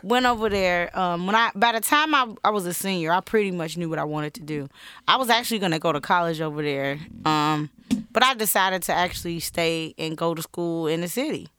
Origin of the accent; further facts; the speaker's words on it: Chicago, Illinois, United States; I grew up on Laramie and Madison